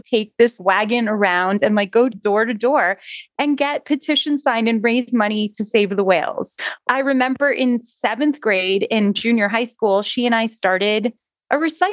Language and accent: English; North Miami Beach, Florida, United States; also born or lived in Jerusalem / New York City; I grew up in North Miami Beach for the remainder of my schooling, elementary school, middle school, and high school career.